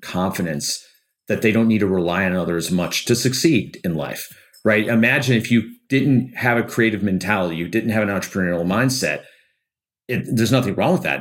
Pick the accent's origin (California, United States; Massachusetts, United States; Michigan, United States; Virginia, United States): Michigan, United States; Detroit; I grew up in Detroit where it's a very unionized town